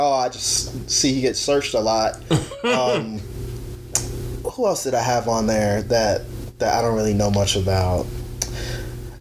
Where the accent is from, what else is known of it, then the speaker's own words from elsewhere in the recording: Arizona, United States; I'm from Arizona